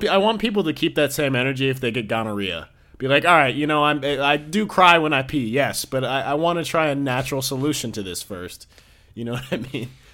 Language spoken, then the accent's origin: English; New York, United States; I'm from New York